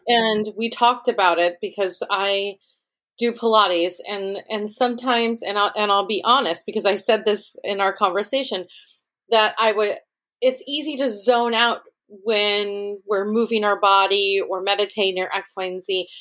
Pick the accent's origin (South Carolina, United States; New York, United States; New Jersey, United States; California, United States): New York, United States; Rochester; Rochester, New York, which is my hometown